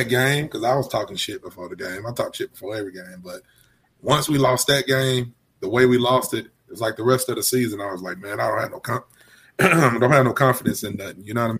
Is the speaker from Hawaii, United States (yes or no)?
no; Alabama, United States; I'm from Alabama.